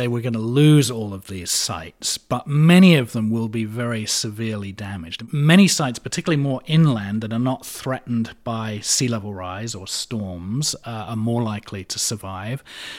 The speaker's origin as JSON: {"language": "English", "region": "London", "country": "United Kingdom", "also_born_or_lived": "Connecticut", "moved": "as an adult", "lives_now": "United States", "said": "Oh, no, I'm originally from London, but I've been in the States for 25 years, so whenever I go back to the UK, people think I have an American accent, so."}